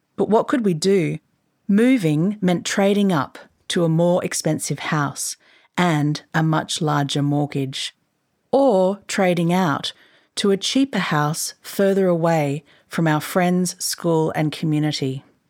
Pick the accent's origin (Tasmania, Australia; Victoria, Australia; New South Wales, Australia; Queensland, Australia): Queensland, Australia; I grew up in Queensland, which is to say I know the joy of living in a house that captures light and space well